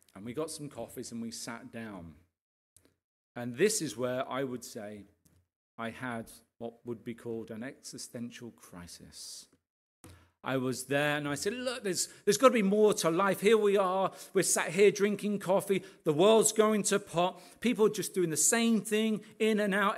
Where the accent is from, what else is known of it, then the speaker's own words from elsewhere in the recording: Arbury, East of England, United Kingdom; we grew up here in Arbery